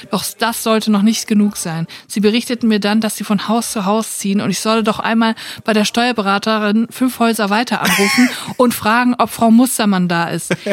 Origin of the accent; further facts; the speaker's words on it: Baden-Württemberg, Germany; moved away as an adult; von meinem Heimatort ein kleines Dorf auf der Schwäbischen Alb in eine 50 Kilometer entfernte Kleinstadt gezogen bin.